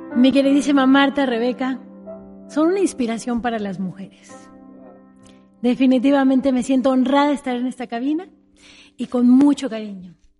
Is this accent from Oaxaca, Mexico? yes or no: yes; Oaxaca, Mexico; Yo empecé desde muy pequeña, a los siete años de edad en mi tierra natal, Oaxaca